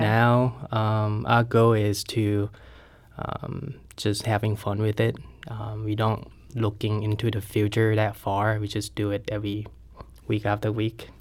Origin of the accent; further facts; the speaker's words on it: Thailand; now in St. Louis, United States; I'm originally from Thailand